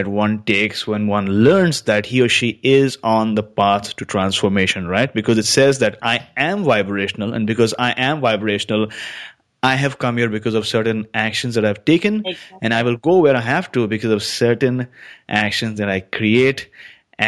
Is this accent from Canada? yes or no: yes; British Columbia, Canada; that's where I'm from